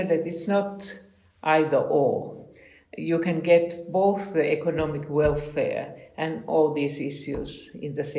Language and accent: English; Helsinki, Uusimaa, Finland; my hometown, Helsinki